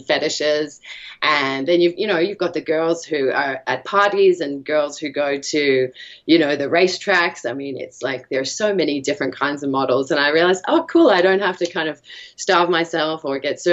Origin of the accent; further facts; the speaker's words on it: Australia; I'm from Australia